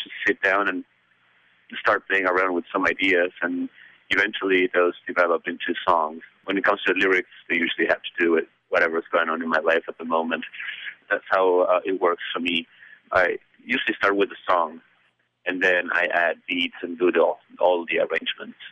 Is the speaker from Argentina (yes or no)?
yes; Buenos Aires, Argentina; English is a second language; I come from Buenos Aires, and I grew up listening to music that I couldn't understand